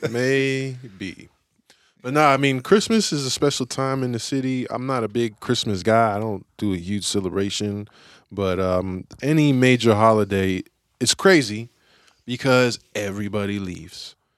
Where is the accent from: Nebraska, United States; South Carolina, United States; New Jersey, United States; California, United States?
California, United States; San Francisco; I grew up in Lakeview, so that's, like, right on the edge of the city